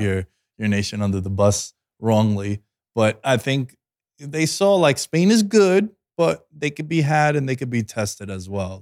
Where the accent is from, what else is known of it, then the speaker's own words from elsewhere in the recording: New York City, New York, United States; growing up in Queens, when you walk down Steinway Streets